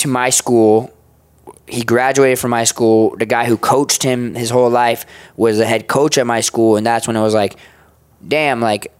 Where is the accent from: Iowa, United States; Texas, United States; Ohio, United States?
Ohio, United States; Well, I grew up in Ohio, so Midwest.